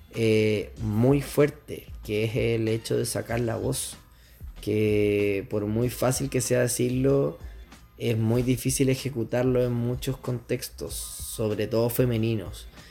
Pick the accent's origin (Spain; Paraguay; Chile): Chile